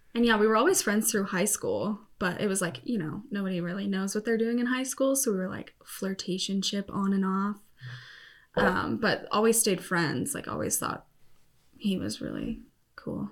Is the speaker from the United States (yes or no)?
yes; Colorado, United States; also born or lived in Salida, Colorado; I actually started out kind of out in the middle of nowhere on, like, the plains of Colorado, and from there moved to a mountain town probably halfway through middle school